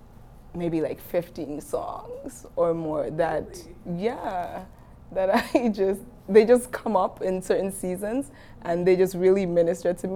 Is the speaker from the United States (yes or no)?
no; Dominica; I'm from Dominica